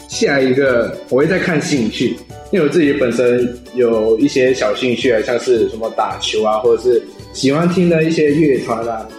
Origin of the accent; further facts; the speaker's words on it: Malacca City, Malacca, Malaysia; 也是马来西亚一个叫做马六甲的地方